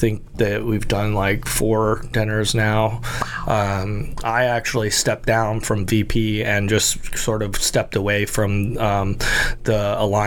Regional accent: U.S. Virgin Islands; growing up in St. John and being through like every major hurricane for the last 30 years

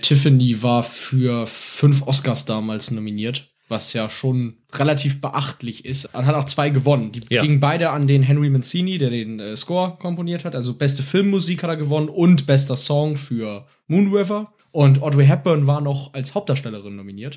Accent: Germany; bei uns in Deutschland

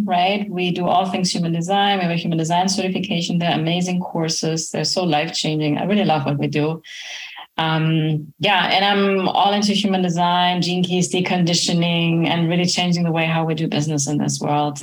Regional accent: Germany; now in Florida, United States; I'm originally from Germany

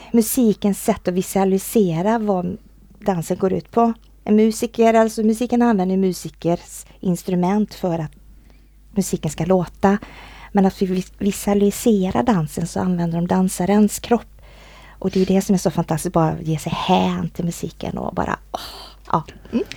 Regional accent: Borås, Västra Götaland, Sweden; Jag kommer ju från, från Borås

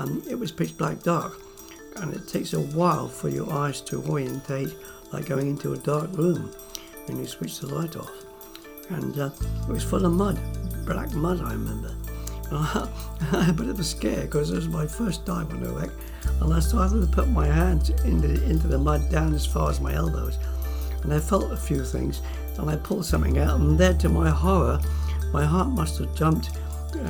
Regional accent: Cornwall, South West England, United Kingdom; I was born in Cornwall, the early part of the war, and like all Cornish boys, the sea became second nature to us

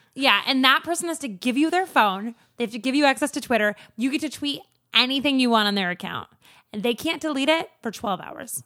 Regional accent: Anchorage, Alaska, United States; I grew up in Anchorage

